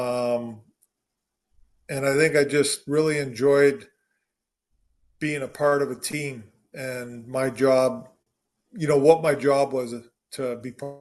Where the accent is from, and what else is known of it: Canada; born or raised there; also born or lived in Williams Lake, British Columbia